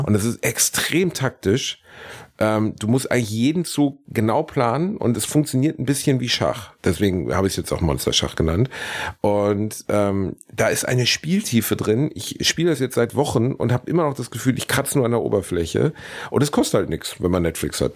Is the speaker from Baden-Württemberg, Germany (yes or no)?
no; Gelsenkirchen, North Rhine-Westphalia, Germany; ich bin in meiner Heimatstadt Gelsenkirchen